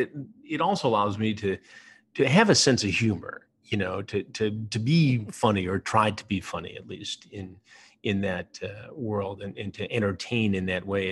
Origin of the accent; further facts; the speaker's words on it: Michigan, United States; now in New York City, United States; I grew up in Michigan